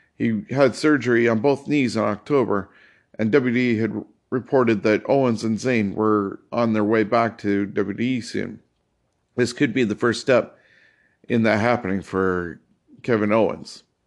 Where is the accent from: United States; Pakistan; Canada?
Canada; As a Canadian